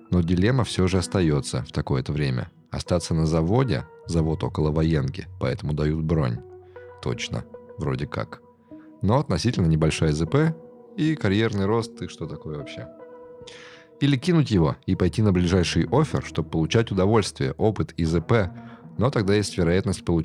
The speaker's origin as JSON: {"language": "Russian", "country": "Ukraine", "moved": "as an adult", "lives_now": "Russia", "said": "Потом 13-14 годы, и я переехал в РФ. Да, я из Украины."}